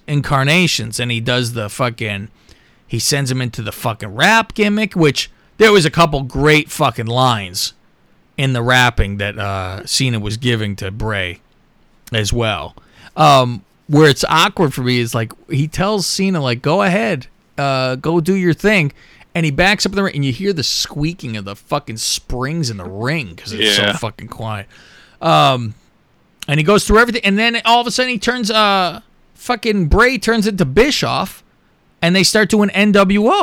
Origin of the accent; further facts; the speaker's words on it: San Jose, California, United States; I'm from San Jose